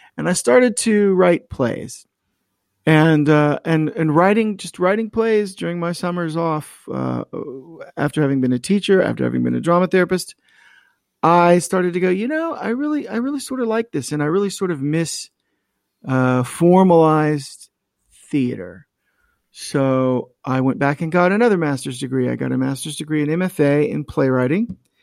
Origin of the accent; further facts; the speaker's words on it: North Myrtle Beach, South Carolina, United States; both Mindy and I grew up in the North Myrtle Beach area